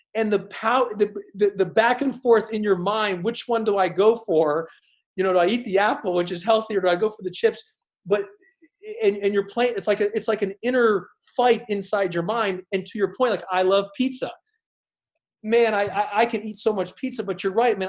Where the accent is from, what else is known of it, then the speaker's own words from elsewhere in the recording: Houston, Texas, United States; also born or lived in Arizona; growing up in Houston. Arizona. I was in Houston a lot, so Houston, Texas.